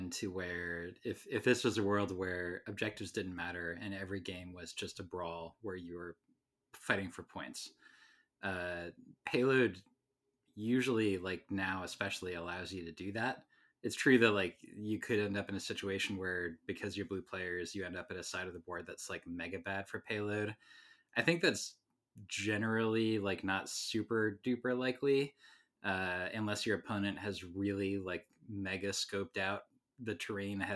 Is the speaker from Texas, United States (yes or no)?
no; Baltimore, Maryland, United States; now in Seattle, United States; I grew up in Baltimore